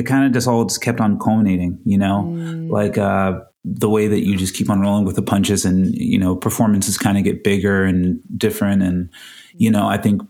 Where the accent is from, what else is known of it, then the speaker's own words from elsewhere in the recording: Florida, United States; moved away as an adult; now in Los Angeles, United States; I'm from Florida